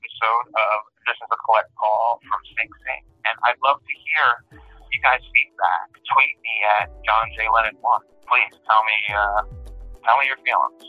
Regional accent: New York City, New York, United States; I grew up before Manhattan, I grew up in Brooklyn

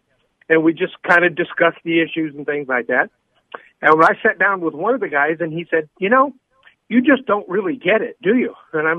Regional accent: California, United States; I'm Californian.

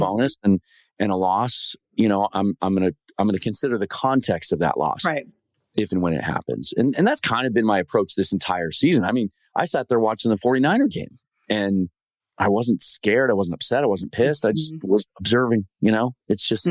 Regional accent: Pacific Northwest, United States; growing up in the Pacific Northwest

